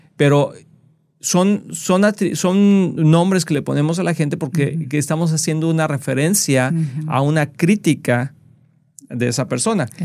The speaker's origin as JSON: {"language": "Spanish", "country": "Mexico", "tie": "born or raised there", "said": "yo nací en México y fui a la escuela en México"}